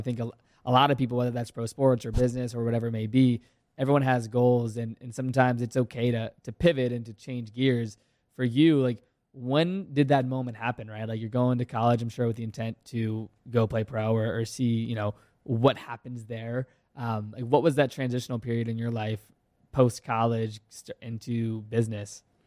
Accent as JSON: {"language": "English", "region": "Virginia", "country": "United States", "tie": "born or raised there", "said": "I played hockey for ten years growing up in Virginia."}